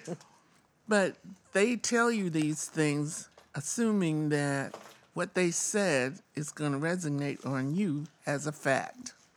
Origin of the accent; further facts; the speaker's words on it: the South, United States; moved away; I was born in the South